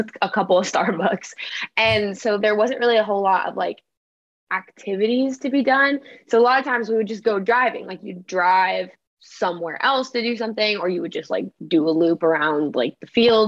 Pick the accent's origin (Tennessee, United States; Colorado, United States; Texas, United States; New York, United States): Colorado, United States; Northern; born or raised there; also born or lived in Valencia, California; now in Nashville, United States